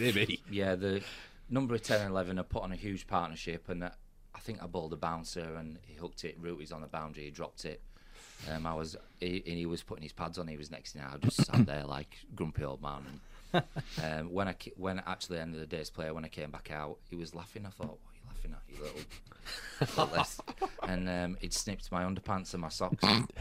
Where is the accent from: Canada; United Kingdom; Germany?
United Kingdom; England; I think we're very English, aren't we?